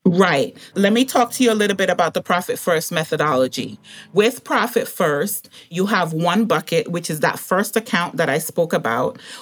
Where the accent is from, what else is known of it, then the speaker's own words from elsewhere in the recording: Montserrat; now in United States; I grew up in the Caribbean, and so he was the chief pharmacist on the little island that I grew up on, um, Montserrat